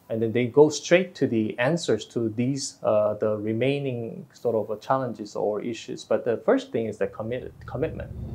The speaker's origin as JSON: {"language": "English", "country": "South Korea", "also_born_or_lived": "Singapore", "moved": "as an adult", "lives_now": "Vietnam", "said": "in Korea was my home country"}